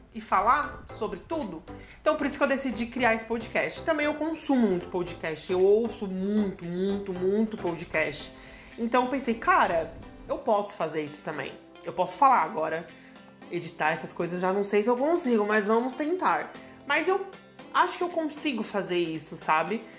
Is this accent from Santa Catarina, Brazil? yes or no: yes; Criciúma, Santa Catarina, Brazil; sou de Criciúma, Santa Catarina